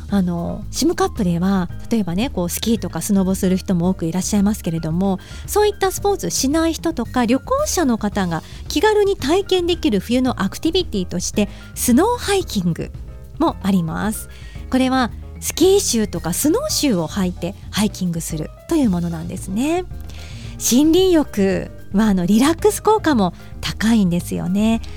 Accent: Hokkaido, Japan; 私たちが住む広い北海道

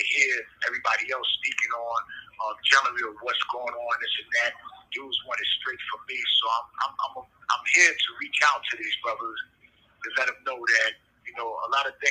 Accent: New York City, New York, United States; an individual that I grew up with in Harlem

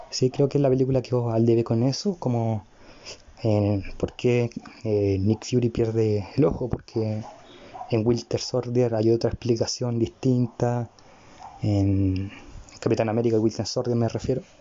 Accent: Chile; Y además, si lo vemos como con lógica, soy chileno, estoy vivo en Chile, viví esa época en Chile.

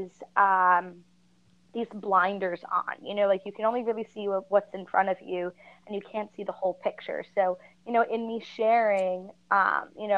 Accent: New Jersey, United States; I am from New Jersey

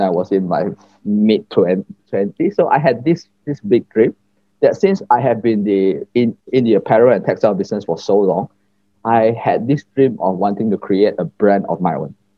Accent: Batu Pahat, Johor, Malaysia; moved away as an adult; now in Kuala Lumpur, Malaysia; I was basically born in Johor, a small town in Johor named Batu Pahat. And I was raised mm-hmm. there um, up to when I turned 18 years old.

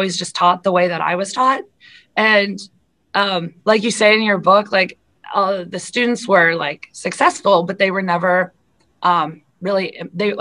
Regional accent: South Dakota, United States; moved away as an adult; also born or lived in Iowa / Washington, D.C.; I am a South Dakota girl through and through. I grew up in South Dakota

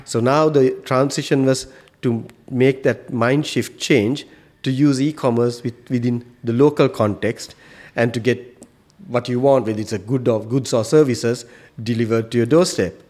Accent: Sri Lanka; moved away as an adult; now in Qatar; I come from Sri Lanka

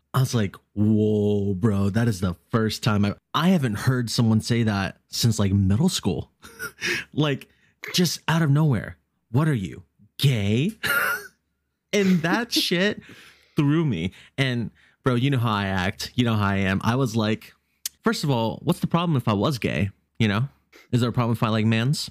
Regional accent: Virginia, United States

